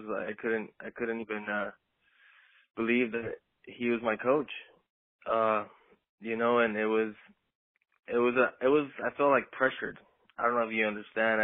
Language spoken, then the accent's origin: English; San Diego, California, United States; I was born and raised in San Diego